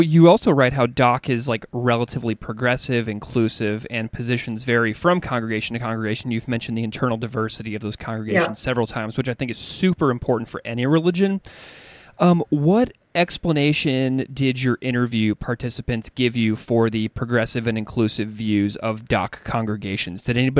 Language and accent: English; Missouri, United States; I know you've been to the Midwest and my home state of Missouri.